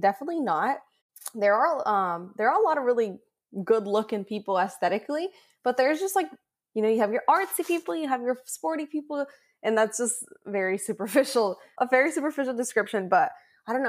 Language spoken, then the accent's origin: English; San Diego, California, United States; I come from San Diego where you have some of the most gorgeous beaches